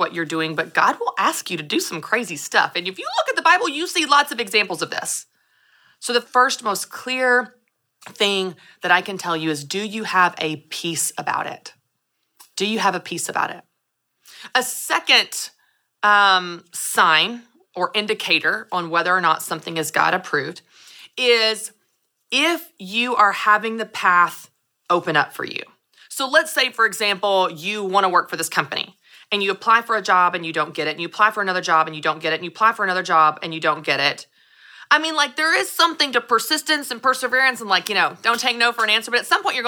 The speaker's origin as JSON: {"language": "English", "town": "Nashville", "region": "Tennessee", "country": "United States", "said": "I'm from Nashville."}